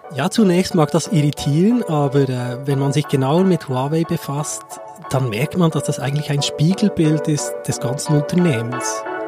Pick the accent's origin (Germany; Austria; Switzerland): Switzerland; Seeland, Bern; ich bin ursprünglich, komme ich aus dem Seeland und kenne das sehr, sehr gut